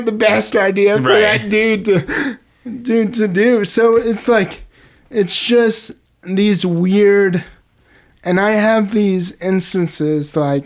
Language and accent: English; Indianapolis, Indiana, United States; I'm from Indianapolis